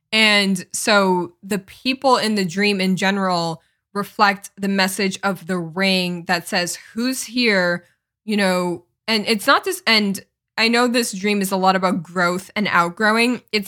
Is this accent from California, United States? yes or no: yes; Los Angeles, California, United States; born there; I was born in Los Angeles, California. That's where I come from.